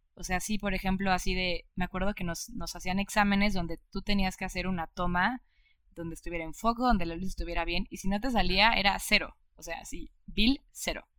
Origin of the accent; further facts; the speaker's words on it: Mexico; yo estoy orgullosísima de ser cineasta mexicana